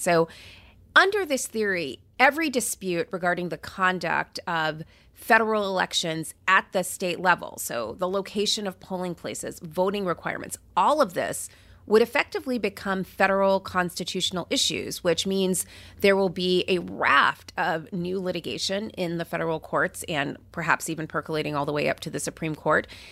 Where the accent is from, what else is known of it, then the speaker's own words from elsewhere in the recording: California, United States; as a Californian